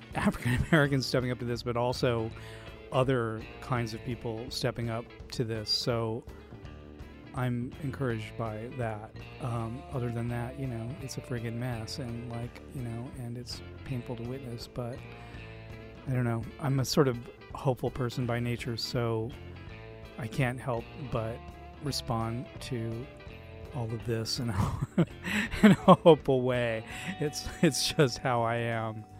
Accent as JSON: {"language": "English", "region": "Indiana", "country": "United States", "tie": "born or raised there", "said": "I grew up in Indiana"}